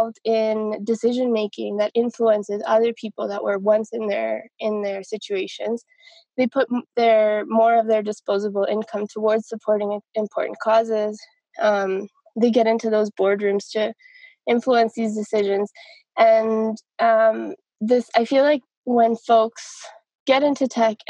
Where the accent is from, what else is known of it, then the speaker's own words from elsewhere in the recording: Canada; moved away as an adult; also born or lived in Colombia; now in Medellin, Colombia; I'm a Colombian-Canadian software engineer. I'm living right now in Medellin, Colombia, but I grew up in Canada